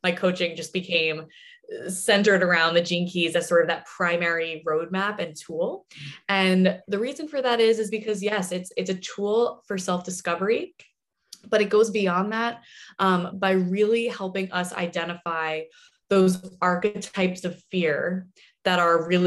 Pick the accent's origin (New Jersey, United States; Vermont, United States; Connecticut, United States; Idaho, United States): New Jersey, United States; moved away as an adult; now in Santa Monica, United States; born and raised in New Jersey